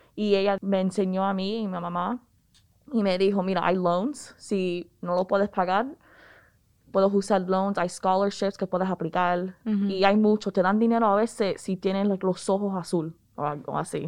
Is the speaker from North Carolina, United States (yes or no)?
yes; Raleigh, North Carolina, United States; los padres míos son cubanos, yo me crié en Raleigh